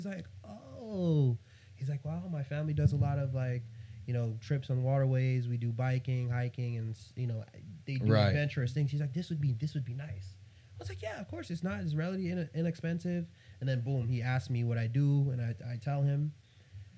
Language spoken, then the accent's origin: English; New York, United States; I'm from New York